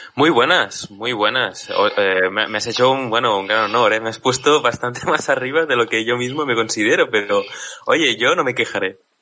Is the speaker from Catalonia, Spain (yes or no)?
yes; Catalonia, Spain; soy catalán